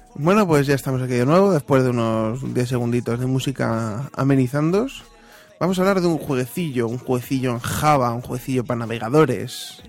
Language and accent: Spanish; Castile and León, Spain; soy leonés